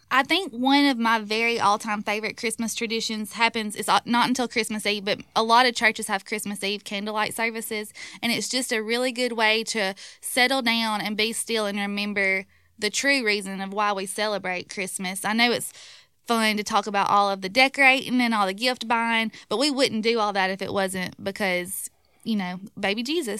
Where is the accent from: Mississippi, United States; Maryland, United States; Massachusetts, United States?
Mississippi, United States; Ripley; I'm from Ripley, so at Ripley, before the parade starts, we light the town